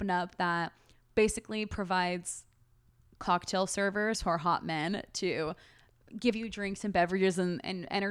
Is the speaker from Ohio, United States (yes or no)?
no; California, United States; now in Austin, United States; like I feel like people can tell I'm from California when when we talk